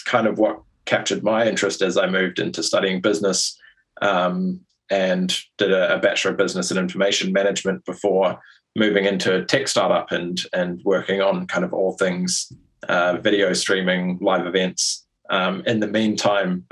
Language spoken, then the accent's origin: English; New Zealand; moved away as an adult; also born or lived in London; I was born and raised in New Zealand.